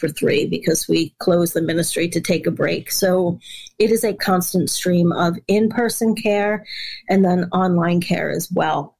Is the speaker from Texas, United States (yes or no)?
no; New York, United States; also born or lived in West Africa; I'm from New York